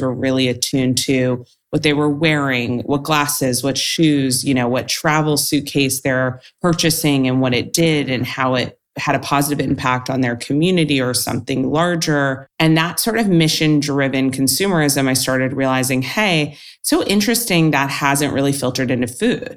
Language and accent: English; Los Angeles, California, United States; I grew up in Los Angeles and California